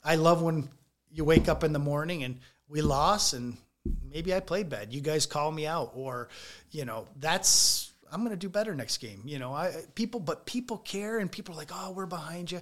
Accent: United States; being American

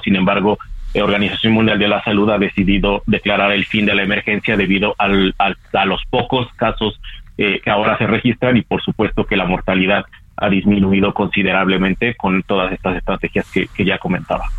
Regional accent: Mexico; como sociedad mexicana

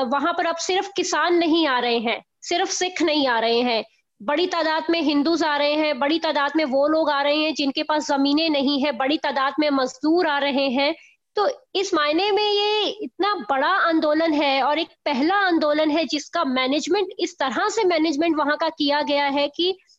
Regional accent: Punjab, India; मैं वैसे खुद भी पंजाब की रहने वाली हूँ

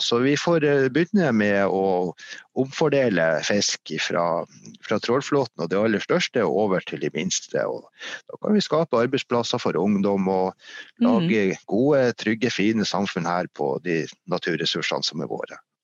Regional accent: Meløy, Nordland, Norway; moved away as an adult; also born or lived in Finnmark; now in Hadsel, Norway; Jeg kommer fra en annen industri- og fiskerikommune som heter Meløy, som ligger noe lenger sør

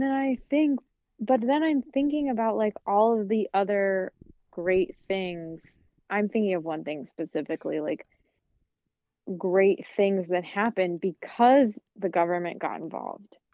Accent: Kansas, United States; moved away; also born or lived in South Carolina / New York; growing up in Kansas

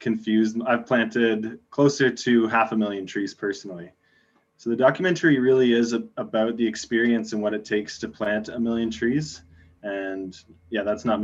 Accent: Plattsville, Ontario, Canada; moved away as an adult; now in British Columbia, Canada; I grew up in Ontario, like small town Ontario

